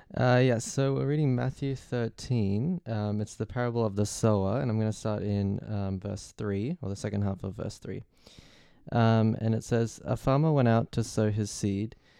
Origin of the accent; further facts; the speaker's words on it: Australia; now in London, United Kingdom; I'm twenty-one and I'm from Australia.